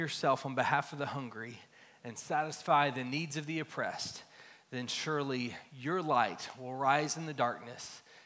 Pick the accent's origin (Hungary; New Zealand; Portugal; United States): United States; Dallas, Texas; I grew up here in Dallas, in Lake Highlands area, not far from here